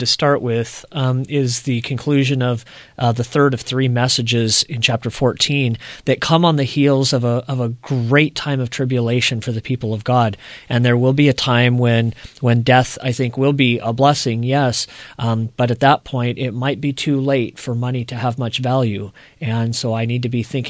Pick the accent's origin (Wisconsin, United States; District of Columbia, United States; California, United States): California, United States; my hometown where I grew up in California